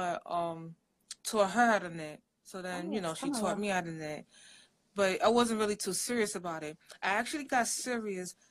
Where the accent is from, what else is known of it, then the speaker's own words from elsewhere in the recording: New York City, New York, United States; I'm originally from New York City. My parents are from Africa. They're actually from Nigeria